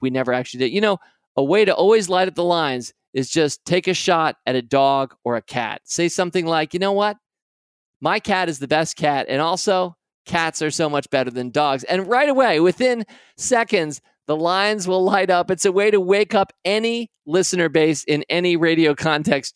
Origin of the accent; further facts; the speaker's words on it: United States; I'm an American.